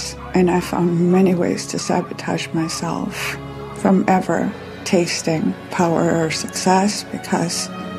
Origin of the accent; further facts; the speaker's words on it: Germany; moved away; I was born in Germany in 1955, 10 years after the war.